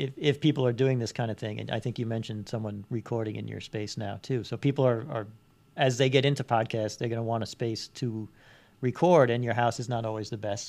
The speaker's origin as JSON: {"language": "English", "town": "New York City", "region": "New York", "country": "United States", "tie": "born or raised there", "moved": "yes", "lives_now": "Long Island, United States", "said": "I grew up in Queens"}